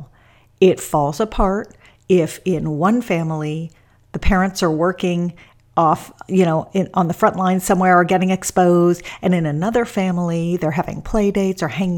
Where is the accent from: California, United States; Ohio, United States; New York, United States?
California, United States; Los Angeles; my hometown of Los Angeles